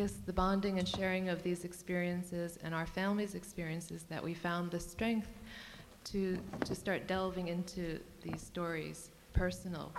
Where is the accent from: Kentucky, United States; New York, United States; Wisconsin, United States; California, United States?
New York, United States; first language Cantonese; English is a second language; growing up where I grew up in East Elmhurst